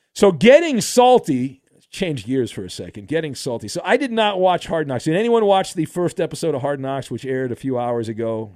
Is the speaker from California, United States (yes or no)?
yes; Orange County, California, United States; I grew up in Orange County